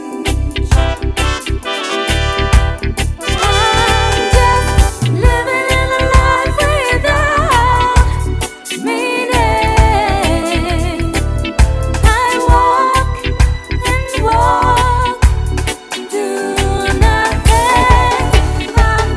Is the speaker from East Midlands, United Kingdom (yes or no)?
yes; Leicester, East Midlands, United Kingdom; live in Leicester, that's my hometown